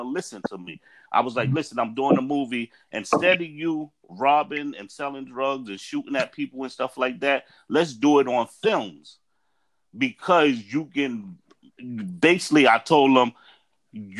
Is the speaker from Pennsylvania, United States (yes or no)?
no; New York City, New York, United States; I was raised in Staten Island and Park Hill